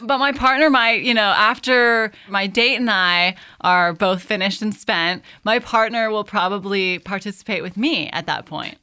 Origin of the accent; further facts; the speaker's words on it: California, United States; moved away as an adult; now in Tuscany, Italy; born and raised in California